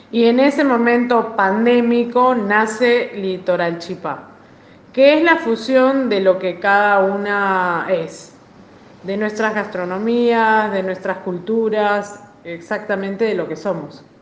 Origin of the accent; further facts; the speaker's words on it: Paramonga, Lima, Peru; moved away as an adult; Llegué acá a estudiar mi carrera, dirección de teatro, hace ya 15 años. Soy de Perú, exactamente del pueblo Paramonga